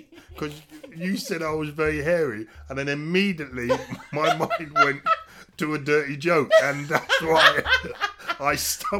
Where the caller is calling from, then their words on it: United Kingdom; I'm calling you from the phone in the UK.